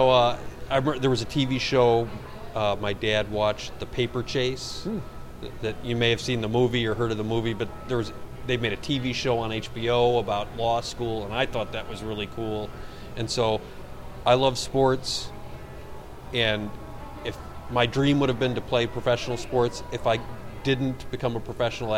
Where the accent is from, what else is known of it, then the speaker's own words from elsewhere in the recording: Verona, Wisconsin, United States; also born or lived in Middleton, Wisconsin; now in Eau Claire, United States; I grew up in southern Wisconsin